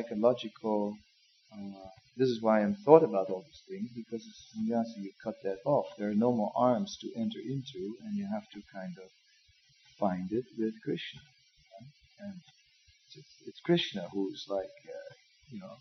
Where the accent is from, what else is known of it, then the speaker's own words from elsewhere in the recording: Amsterdam, North Holland, Netherlands; moved away; I'm from Amsterdam